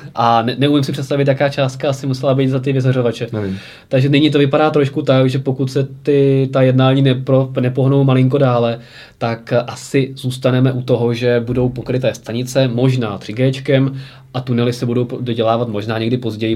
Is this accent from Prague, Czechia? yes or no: yes; Prague, Czechia; u nás v Praze